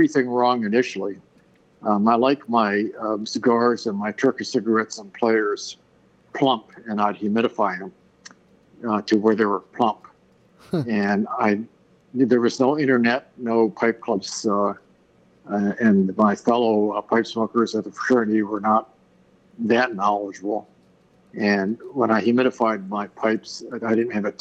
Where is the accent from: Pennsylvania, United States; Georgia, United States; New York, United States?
Pennsylvania, United States; Philadelphia; also born or lived in Portland, Oregon; most of my years have been spent in the Philadelphia area in several different rounds